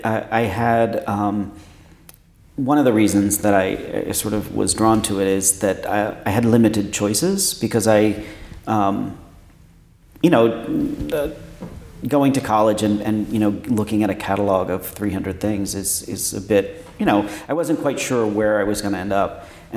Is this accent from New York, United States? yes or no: yes; New York, United States; born there; also born or lived in Pennsylvania; now in Washington, United States; I was born in New York. In upstate New York, and then moved around a bit and went to school in Pennsylvania, central Pennsylvania, and then moved to Washington for college.